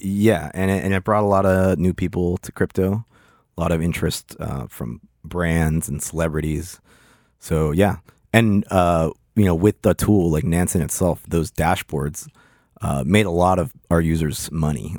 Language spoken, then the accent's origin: English; Pittsburgh, Pennsylvania, United States; moved away as an adult; also born or lived in Lima, Peru / Hollandale, Florida; now in Miami, United States; I moved to Pittsburgh when I was one